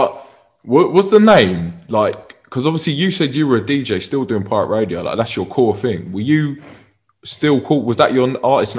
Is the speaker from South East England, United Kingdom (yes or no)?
yes; Kent, South East England, United Kingdom; I am from Kent, and obviously … That is, you know, I'm from Kent.